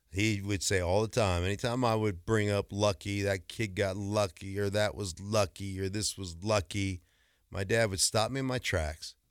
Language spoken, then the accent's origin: English; Alaska, United States; moved away; I grew up in Alaska